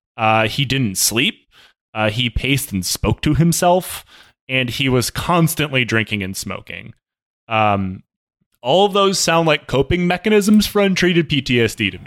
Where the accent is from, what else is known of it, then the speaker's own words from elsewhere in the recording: Michigan, United States; moved away; also born or lived in Washington; the city I grew up in in Michigan